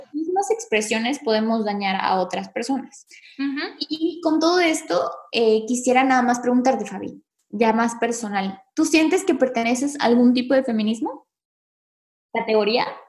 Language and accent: Spanish; Mexico; nosotras somos mexicanas